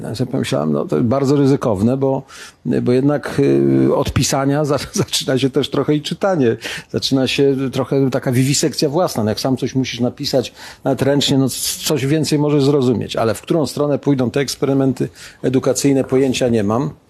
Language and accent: Polish; Białogard, West Pomeranian Voivodeship, Poland; now in Warsaw, Poland; do mojego rodzinnego miasta. Gdybyście kiedyś odwiedzili Białogard